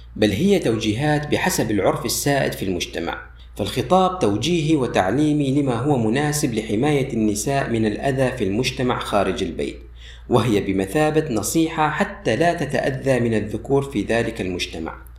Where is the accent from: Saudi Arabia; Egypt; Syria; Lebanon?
Syria; عندنا في سوريا